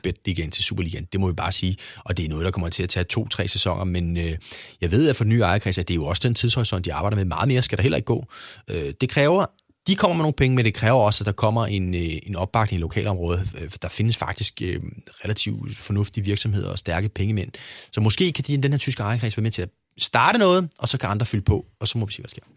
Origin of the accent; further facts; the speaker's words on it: Hyllinge, Zealand, Denmark; also born or lived in Copenhagen; vi flyttede jo fra København ned på landet til en lille by, der hed Hyllinge, som lå uden for Næstved